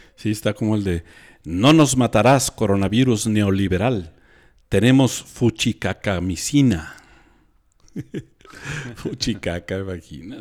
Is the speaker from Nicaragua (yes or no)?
no; Mexico; nosotros como mexicanos